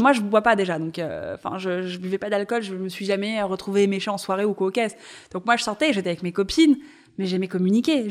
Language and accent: French; Paris, Île-de-France, France; Je suis née à Paris, j'ai grandi à Paris